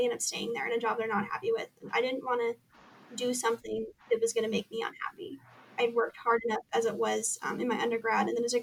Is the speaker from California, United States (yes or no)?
yes; Southern California, United States; moved away as an adult; now in Lewiston, Idaho, United States; I was born and raised in Southern California